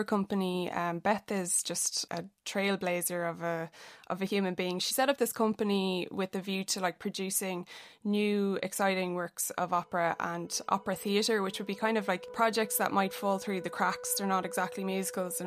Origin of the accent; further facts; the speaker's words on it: Athlone, Leinster, Ireland; I'm from Athlone